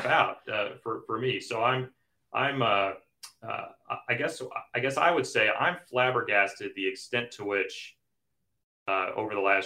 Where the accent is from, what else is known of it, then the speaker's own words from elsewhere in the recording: Kansas City, United States; I grew up in Kansas City